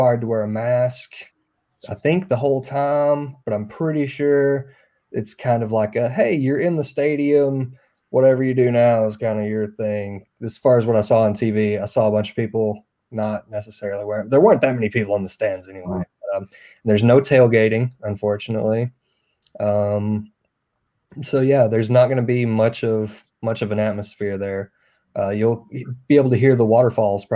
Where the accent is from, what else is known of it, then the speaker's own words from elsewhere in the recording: Jonesboro, Arkansas, United States; I grew up in Jonesboro watching ASU.